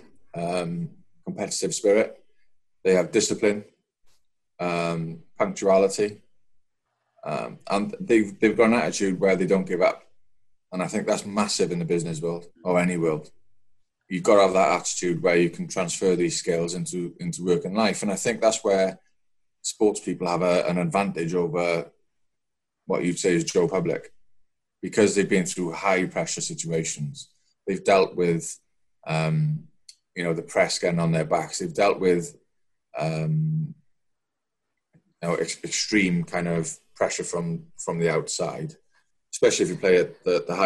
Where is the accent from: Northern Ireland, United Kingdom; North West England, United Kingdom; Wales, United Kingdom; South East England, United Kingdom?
Wales, United Kingdom; Welsh; Being a Welsh lad